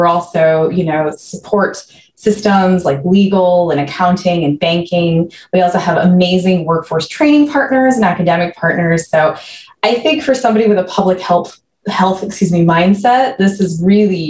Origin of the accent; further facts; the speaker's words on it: Maine, United States; moved away as an adult; now in Maryland, United States; I grew up in Maine